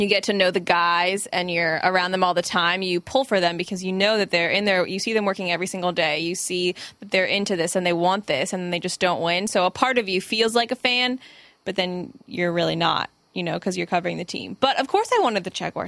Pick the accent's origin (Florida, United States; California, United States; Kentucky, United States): Florida, United States; Tampa; moved away as an adult; now in Jacksonville, United States; I grew up 30 minutes outside of Tampa, which is essentially Tampa and the Tampa Bay area